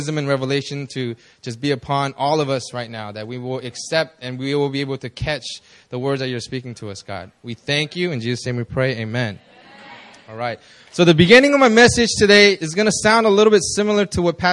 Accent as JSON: {"language": "English", "town": "Los Angeles", "region": "California", "country": "United States", "tie": "born or raised there", "moved": "as an adult", "lives_now": "South Korea", "said": "I immigrated to the States when I was like 6 years old. I lived in L.A."}